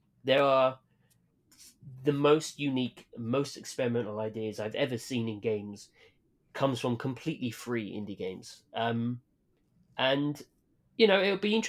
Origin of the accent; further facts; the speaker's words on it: United Kingdom; my hometown in the UK